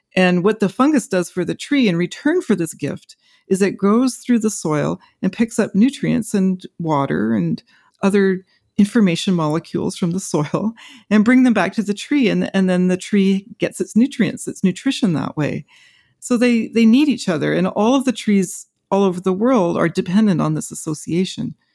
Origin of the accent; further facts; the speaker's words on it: Western Canada, Canada; as I grew up in forests in Western Canada, you know, I was a child of the forest